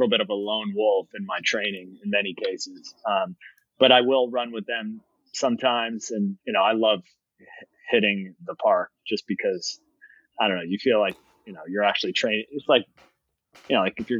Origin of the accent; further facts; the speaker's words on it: Albany, New York, United States; also born or lived in Miami, Florida; now in Manhattan, United States; Originally from upstate New York, Albany area